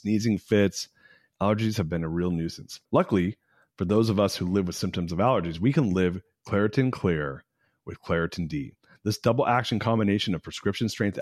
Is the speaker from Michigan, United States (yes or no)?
no; Southern California, United States; also born or lived in San Francisco; I grew up in Southern California and I lived in San Francisco for 20 years